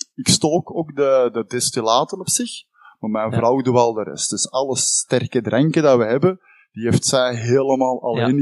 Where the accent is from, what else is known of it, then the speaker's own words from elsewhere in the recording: Campine, Flanders, Belgium; wij komen uit Hertje Kempen